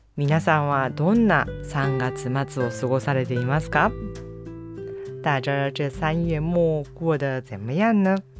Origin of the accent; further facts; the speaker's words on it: Kyushu, Japan; now in Kobe, Japan; 私の実家ふるさとの九州の方